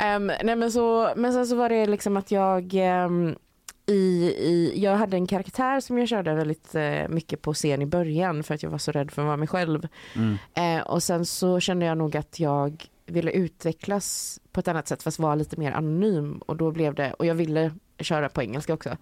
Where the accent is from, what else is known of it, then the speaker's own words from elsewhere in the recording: Sweden; moved away as an adult; also born or lived in London; jag är svensk